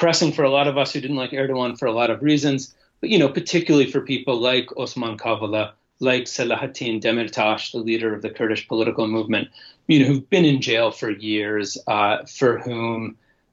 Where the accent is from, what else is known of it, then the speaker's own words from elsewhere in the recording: United States; as an American